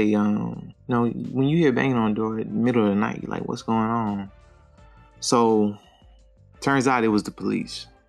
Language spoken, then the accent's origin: English; Louisiana, United States; now in Texas, United States; I'm from Louisiana